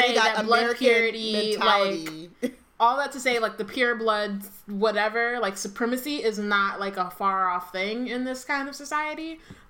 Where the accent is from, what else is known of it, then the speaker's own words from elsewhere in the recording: United States; I'm going to keep saying the way I say it because I'm an American.